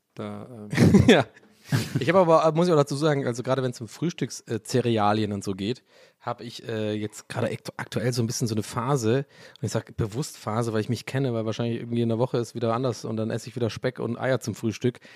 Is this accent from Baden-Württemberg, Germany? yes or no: yes; Tübingen, Baden-Württemberg, Germany; also born or lived in Prenzlauer Berg, Berlin; now in Berlin, Germany; in Richtung so Tübingen, wo ich aufgewachsen bin